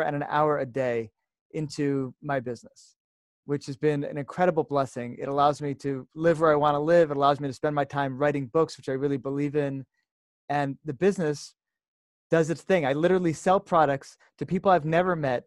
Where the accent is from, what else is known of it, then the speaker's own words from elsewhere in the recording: United States; moved away as an adult; now in Jerusalem, Israel; I'm having this call right now from Jerusalem, Israel, even though I'm from America